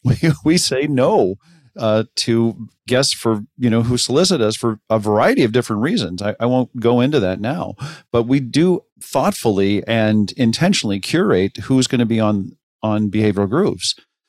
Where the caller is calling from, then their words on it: Pasadena, California, United States; from Pasadena.